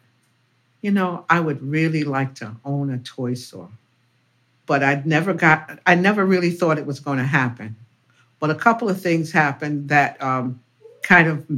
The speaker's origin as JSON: {"language": "English", "town": "New York City", "region": "New York", "country": "United States", "tie": "born or raised there", "said": "I was born and raised in Harlem, went to public schools here"}